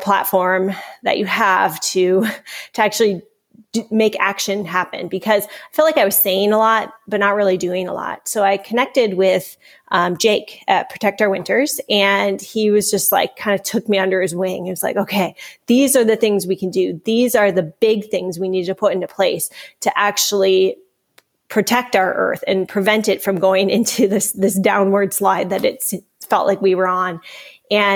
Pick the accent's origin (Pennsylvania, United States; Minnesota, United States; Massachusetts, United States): Minnesota, United States; I hail from Minnesota